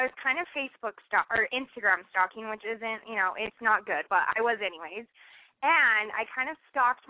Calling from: Salt Lake City, Utah, United States; I'm 22, and I'm from Salt Lake City.

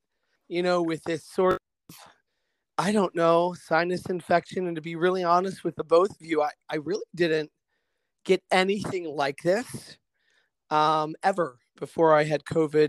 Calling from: Middleburg, Virginia, United States; I am calling you from Middleburg, Virginia, not too far away from you guys, about 45 minutes west.

